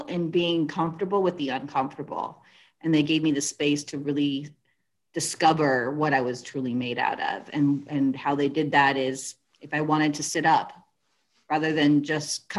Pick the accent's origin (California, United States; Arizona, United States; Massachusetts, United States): California, United States; I'm originally from California.